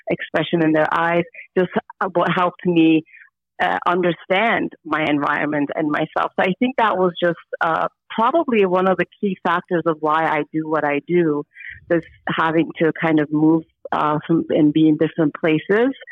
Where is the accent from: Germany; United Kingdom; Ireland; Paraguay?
Germany; born there; also born or lived in Istanbul, Turkey; I was born in Germany and then I moved to Istanbul and then I moved here and then I moved back to Istanbul.